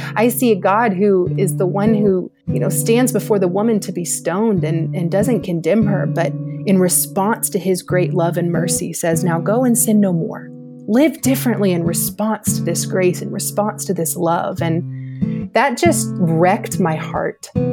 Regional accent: Georgia, United States; also born or lived in Louisiana; I grew up here in Georgia

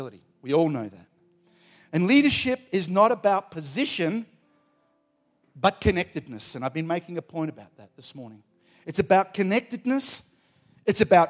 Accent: Australia; I'm an Aussie.

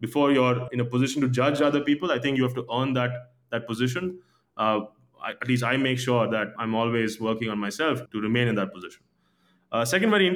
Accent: India; growing up in India

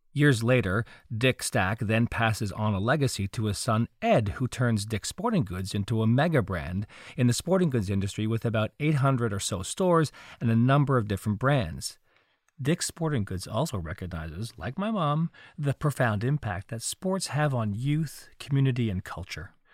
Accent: Montreal, Quebec, Canada; I grew up in Montreal during the reign of the Montreal Canadiens hockey team

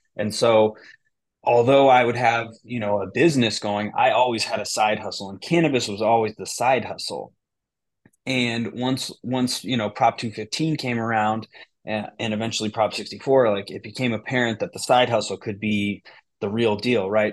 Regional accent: Bay Area, near Berkeley, California, United States; moved away as an adult; now in Michigan, United States; I grew up in the Bay Area. I grew up, uh, right next to Berkeley

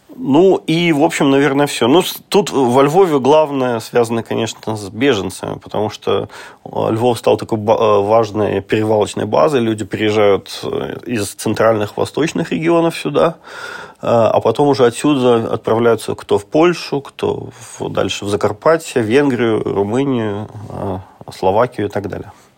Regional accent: Russia; now in Lviv, Ukraine; я вот из России

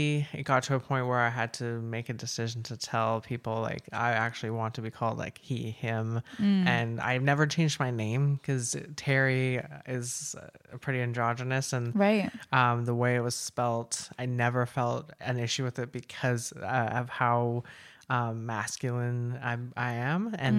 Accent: Maple Ridge, British Columbia, Canada; also born or lived in Kelowna; now in Chilliwack, Canada; Maple Ridge. I grew up in Maple Ridge. I moved all over. I even spent some time in Kelowna for a while

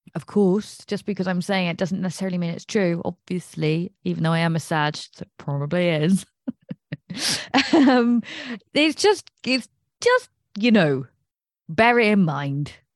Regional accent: England, United Kingdom; I'm English.

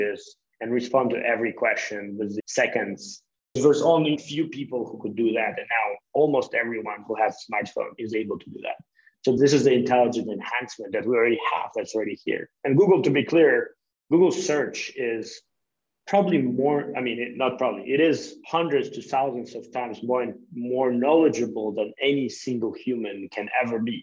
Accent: Kharkiv, Kharkiv Oblast, Ukraine; I'm from Ukraine, from the city Kharkiv

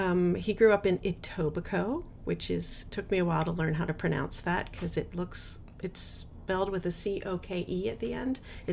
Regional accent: United States; moved away as an adult; also born or lived in Ontario, Canada; now in New York City, United States; So I am Canadian by choice. So I grew up an American citizen.

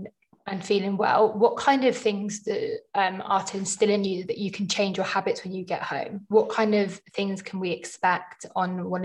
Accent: London, United Kingdom; I'm obviously a Londoner

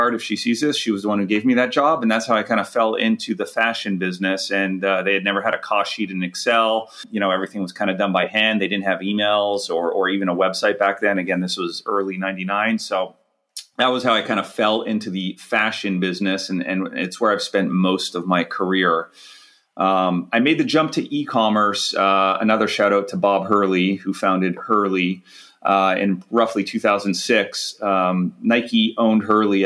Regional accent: Montreal, Quebec, Canada; now in Huntington Beach, United States; raised in Montreal on the West Island. Grew up delivering the Montreal Gazette for many, many years as a kid in the Montreal winters

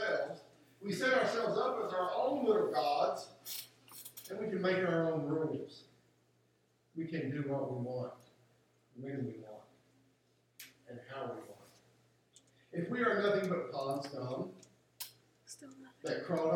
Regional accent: West Virginia, United States; I grew up in West Virginia for a good part of my life.

